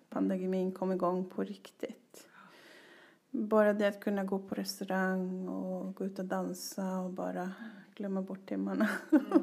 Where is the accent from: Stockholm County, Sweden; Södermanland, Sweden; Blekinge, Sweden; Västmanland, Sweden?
Blekinge, Sweden; Ronneby; also born or lived in Västerås; Så växte jag upp i Ronneby och i Västerås.